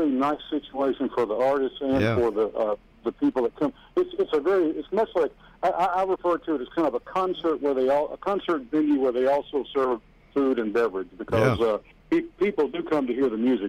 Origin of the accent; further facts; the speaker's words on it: Pascagoula, Mississippi, United States; moved away as an adult; also born or lived in Louisiana / Mobile, Alabama; now in Nashville, United States; I was raised in Pascagoula, Mississippi